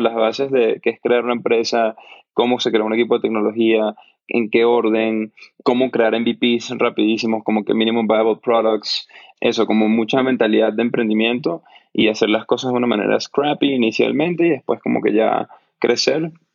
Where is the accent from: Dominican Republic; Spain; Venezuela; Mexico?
Venezuela; yo crecí en Venezuela, que es un país que vivimos un colapso económico